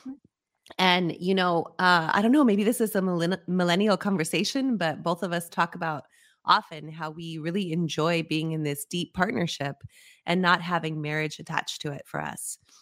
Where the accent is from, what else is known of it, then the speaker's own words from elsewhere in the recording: Las Cruces, New Mexico, United States; I grew up in Las Cruces, New Mexico. So, you know, growing up on the border near El Paso, Texas